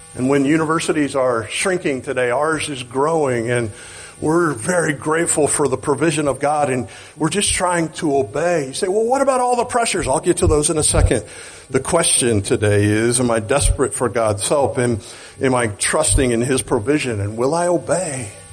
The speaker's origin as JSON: {"language": "English", "region": "Oklahoma", "country": "United States", "said": "I'm from Oklahoma"}